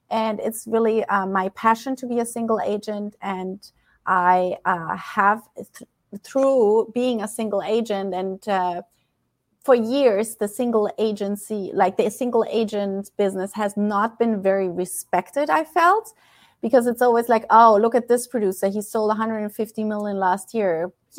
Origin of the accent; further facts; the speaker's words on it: Germany; moved away as an adult; I'm originally from Germany. And I came to this beautiful country as a nanny, as an au pair. And that was 15 years ago in June, and I'm still here.